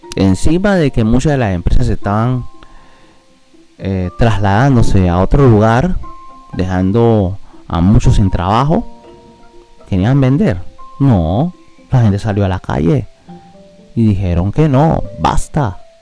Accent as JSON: {"language": "Spanish", "region": "Colón", "country": "Panama", "said": "Yo soy de Colón"}